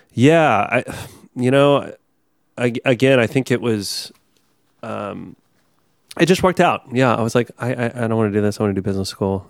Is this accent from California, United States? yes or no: no; Texas, United States; born or raised there; moved away